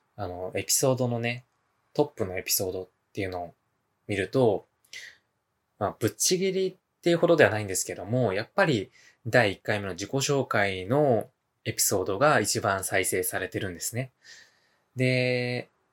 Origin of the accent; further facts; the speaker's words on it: Hyogo, Japan; 生まれも育ちも、現在もですね、まあ兵庫県で、えー、生まれ育って、現在も住んでおります。